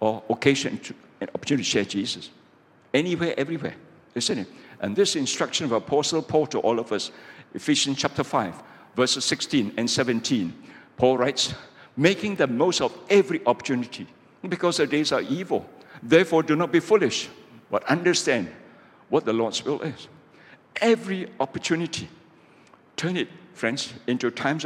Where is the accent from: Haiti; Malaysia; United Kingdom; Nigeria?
Malaysia; I'm a pastor from Malaysia